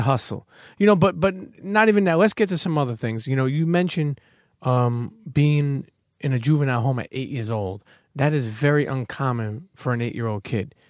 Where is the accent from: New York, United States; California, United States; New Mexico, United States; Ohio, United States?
New York, United States; New York City; where I grew up is New York City